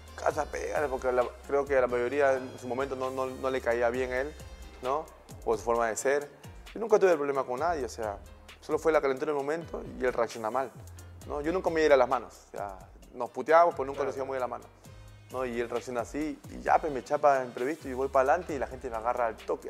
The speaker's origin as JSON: {"language": "Spanish", "country": "Peru", "said": "somos peruanos"}